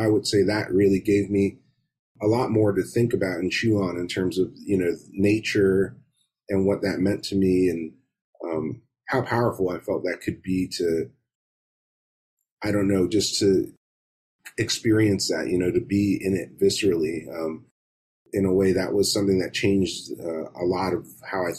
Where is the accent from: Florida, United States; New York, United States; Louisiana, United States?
Florida, United States; Miami; I grew up in Miami in South Florida